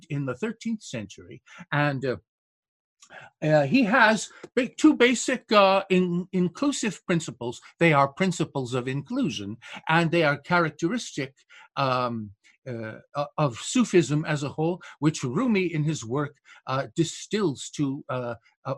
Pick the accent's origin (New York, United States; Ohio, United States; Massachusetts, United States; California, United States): New York, United States; Binghamton; right here in my hometown